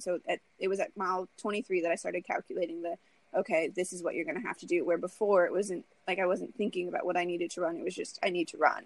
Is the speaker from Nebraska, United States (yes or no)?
yes; Lincoln, Nebraska, United States; I really want to run my hometown marathon. I've ran the Lincoln Half Marathon every year since I've graduated college.